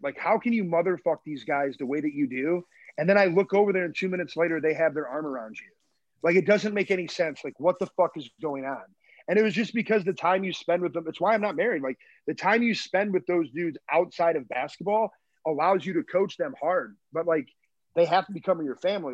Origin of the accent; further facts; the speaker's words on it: Michigan, United States; now in Chicago, United States; I'm from Michigan